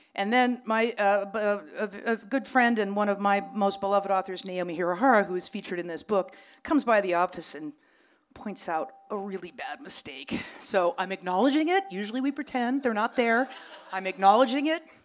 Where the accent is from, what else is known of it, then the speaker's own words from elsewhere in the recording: Los Angeles, California, United States; I grew up on Vermont, right up the street here